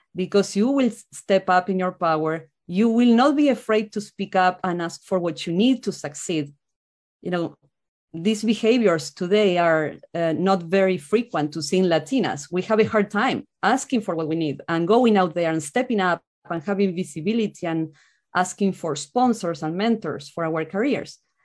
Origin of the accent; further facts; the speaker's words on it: Argentina; moved away as an adult; now in United States; I'm from Argentina